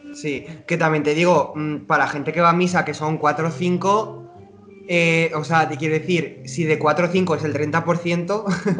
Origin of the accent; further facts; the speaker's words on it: Zaragoza, Aragon, Spain; moved away as an adult; now in Hamburg, Germany; que estoy en Hamburgo, bueno, yo nací en Zaragoza, ahora estoy en Hamburgo trabajando